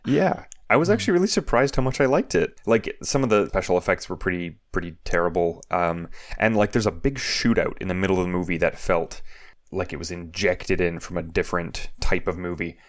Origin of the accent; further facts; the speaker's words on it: Canada; growing up in Canada